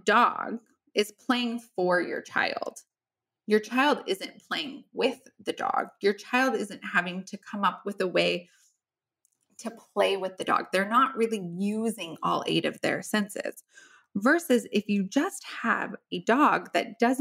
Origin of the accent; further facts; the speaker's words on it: Midwest, United States; I grew up in the Midwest